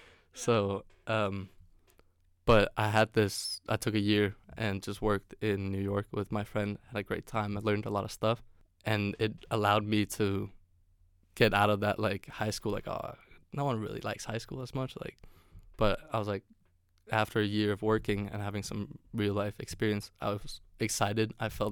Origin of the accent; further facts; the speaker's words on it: Denmark; English is a second language; also born or lived in California; it's a great conversation starter saying that I'm from Denmark if they do happen to know where it is or what that country is.